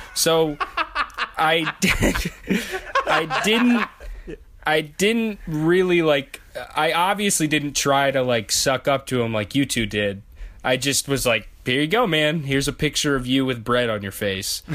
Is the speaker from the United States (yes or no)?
yes; the South, United States; as a Southerner